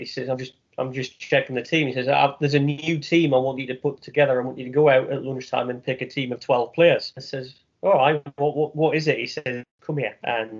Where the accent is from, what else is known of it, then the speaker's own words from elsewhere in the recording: North East England, United Kingdom; First memory of PE in the Northeast, quite simply, is cold.